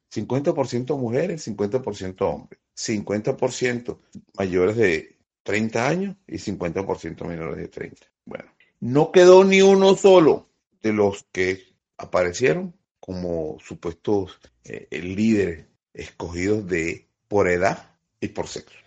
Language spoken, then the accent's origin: Spanish; Venezuela; nosotros somos venezolanos